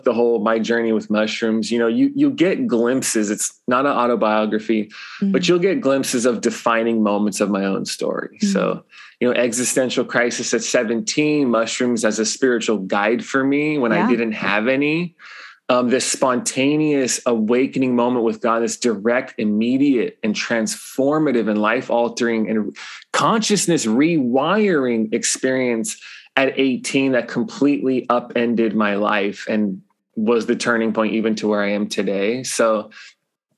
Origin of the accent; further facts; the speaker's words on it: Los Angeles, California, United States; now in Hawaii, United States; I grew up in Los Angeles area, LA Unified School District.